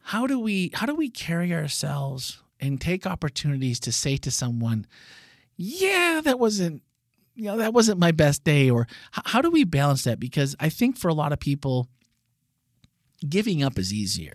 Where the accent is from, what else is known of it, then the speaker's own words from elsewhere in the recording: Wisconsin, United States; I grew up in Wisconsin, just across the lake there